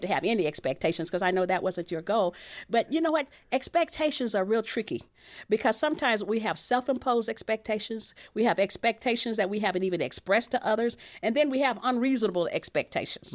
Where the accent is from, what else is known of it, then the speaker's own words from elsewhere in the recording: Texas, United States; my background growing up in Texas